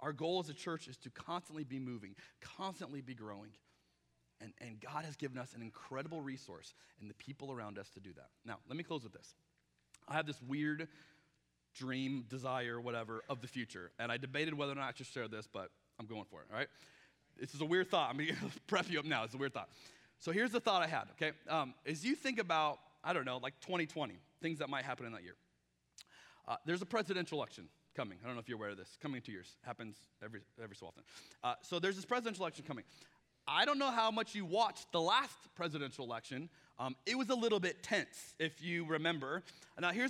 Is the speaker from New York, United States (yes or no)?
no; Arizona, United States; now in Portland, United States; I'm from Arizona